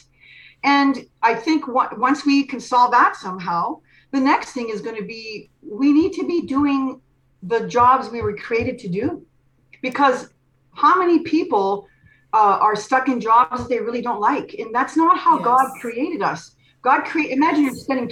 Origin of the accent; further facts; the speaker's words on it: Canada; I'm from Canada